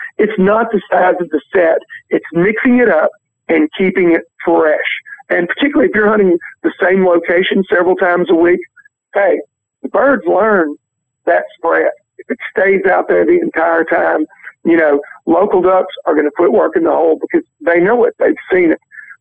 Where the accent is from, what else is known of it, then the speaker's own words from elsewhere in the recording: Reelfoot Lake, Tennessee, United States; I grew up duck hunting on Real Foot Lake